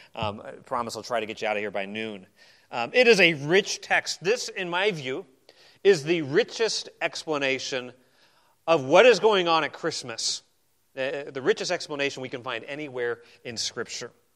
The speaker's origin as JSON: {"language": "English", "region": "Arizona", "country": "United States", "tie": "born or raised there", "moved": "yes", "said": "I grew up in Arizona"}